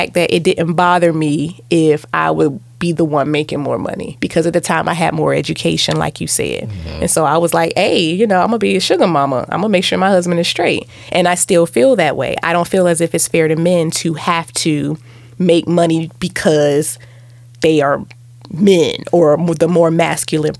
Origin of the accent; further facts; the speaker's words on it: Virginia, United States; I grew up in Virginia